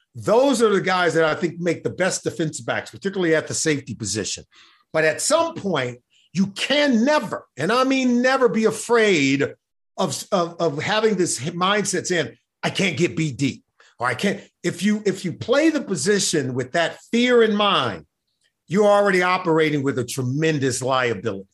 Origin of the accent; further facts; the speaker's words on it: Los Angeles, California, United States; I grew up in Los Angeles